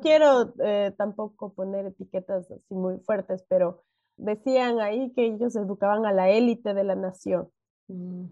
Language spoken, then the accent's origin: Spanish; Ecuador; yo nací en Ecuador y a mí me decían que yo era de un país subdesarrollado